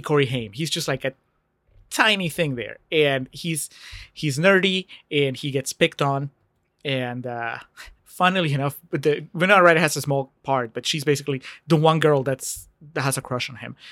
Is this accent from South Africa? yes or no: no; Peru; moved away; I grew up in Peru